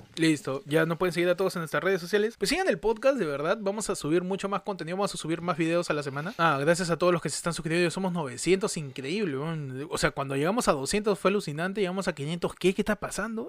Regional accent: Peru

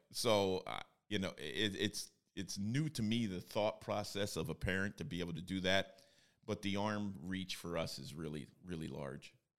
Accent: Bloomsburg, Pennsylvania, United States; I was, uh, born and raised in Bloomsburg, Pennsylvania

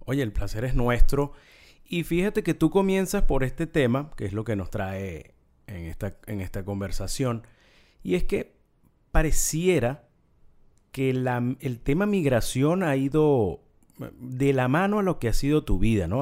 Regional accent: Venezuela; como venezolano

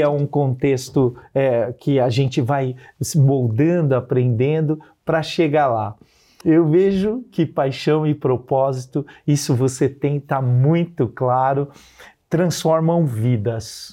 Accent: Santana de Parnaíba, São Paulo, Brazil; Saí da periferia de Santana de Parnaíba, escola pública a vida inteira

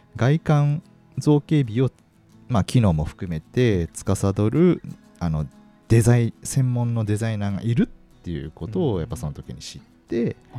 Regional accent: Kanazawa, Ishikawa, Japan; now in Kakegawa, Japan; 僕の出身があの石川県の金沢市なんで

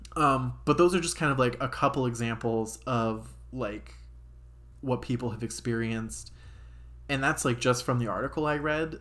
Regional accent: Cincinnati, Ohio, United States; moved away; I'm from Cincinnati originally

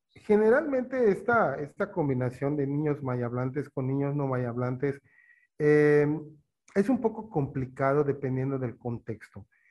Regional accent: eastern Yucatán, Mexico; yo soy eh, oriente de Yucatán, pero he vivido en la mayoría de mi, mi, vida desde niño, juventud, en pueblos mayas

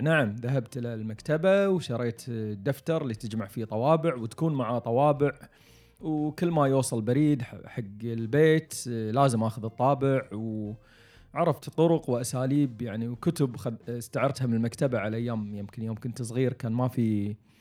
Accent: Kuwait; عندنا بالكويت

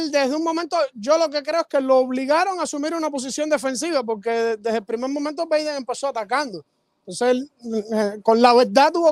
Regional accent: Guanabacoa, Havana, Cuba; Yo soy de La Habana, de Guanabacoa.

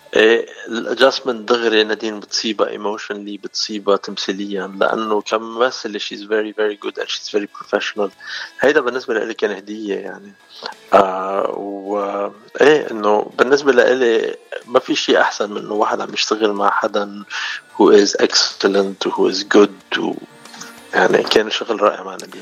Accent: Hazmieh, Mount Lebanon, Lebanon; moved away as an adult; also born or lived in Africa; انا من وين بلبنان يعني آه، حزميه شبنيه

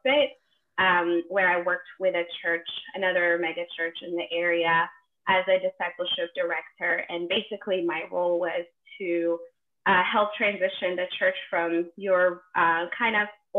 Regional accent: Ethiopia; moved away as an adult; now in United States; I am originally from Ethiopia, born and raised, and I moved to the States at 19

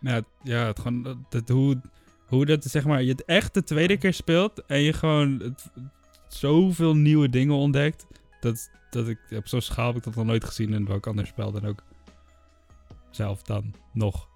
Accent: Enschede, Overijssel, Netherlands; moved away as an adult; now in Utrecht, Netherlands; ik kom uit Enschede, daar wonen mijn ouders

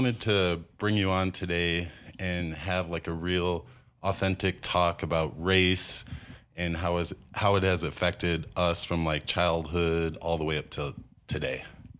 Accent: Iowa, United States; I grew up in Iowa

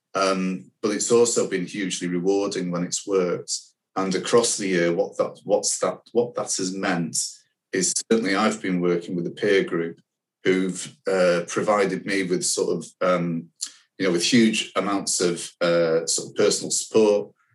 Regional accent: Manchester, North West England, United Kingdom; I'm a proud Manc, um, I was born in Manchester.

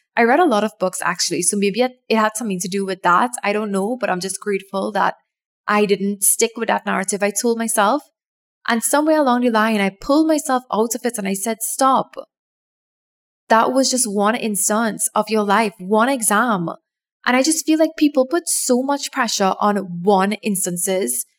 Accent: Trinidad & Tobago; my home country of Trinidad and Tobago, we have this exam that everybody writes when they are like 10 or 11, 12, around that age.

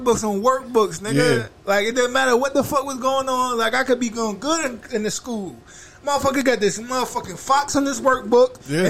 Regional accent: Hartford, Connecticut, United States; born or raised there

